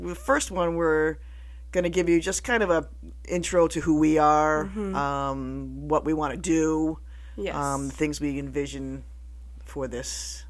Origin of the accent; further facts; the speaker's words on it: Plainville, Connecticut, United States; moved away as an adult; now in Pepperell, United States; I'm 56 years old. Can't believe I'm that old, but I grew up in Plainville, Connecticut, which I now live in Pepperell, Massachusetts for the past 28 years